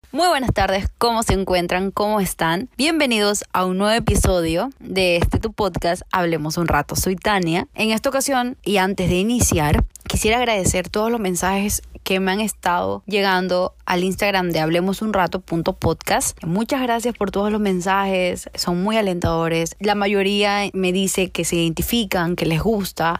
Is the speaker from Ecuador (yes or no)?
yes; Ecuador; en Ecuador, en mi país